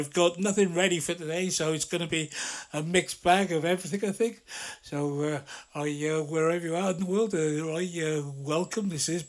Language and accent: English; Blackburn, North West England, United Kingdom; now in Cardiff, United Kingdom; I was up in my hometown in Blackburn for a week